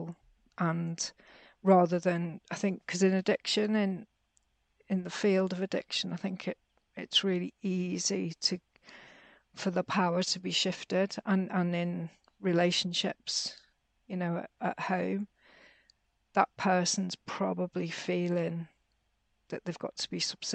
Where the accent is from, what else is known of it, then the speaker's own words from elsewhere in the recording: Merseyside, North West England, United Kingdom; I grew up in Merseyside in the UK, which at the time was really quite chaotic